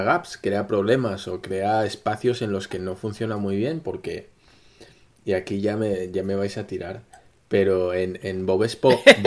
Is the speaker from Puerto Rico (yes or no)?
no; Spain